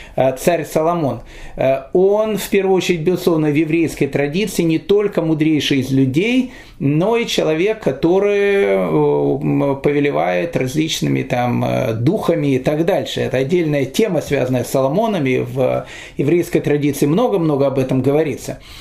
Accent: Kyiv, Ukraine; я рос в Киеве

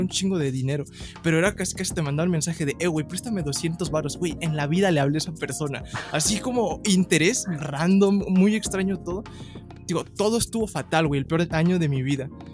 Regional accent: Ecatepec, State of Mexico, Mexico; soy del el Estado de México, El mejor lugar de todos, Ecatepec

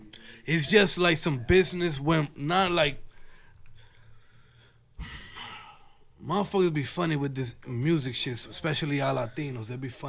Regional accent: New Jersey, United States; I'm coming from Jersey

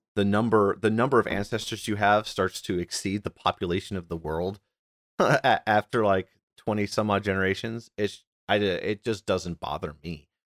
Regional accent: United States; I'm like a, an A ninth, tenth generation American

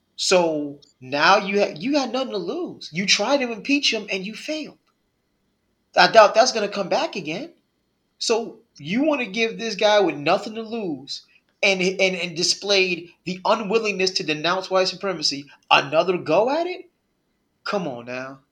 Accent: Northeast, United States; I'm from the Northeast

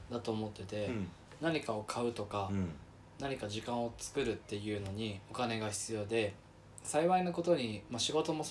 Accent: Yamanashi, Japan; 今は地元山梨

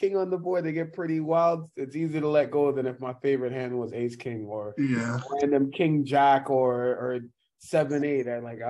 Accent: New York City, New York, United States; moved away as an adult; also born or lived in Jamaica / Orange Hill, St. Ann, Jamaica / Texas; now in Miami, United States; Yeah, black dude. I'm from Brooklyn.

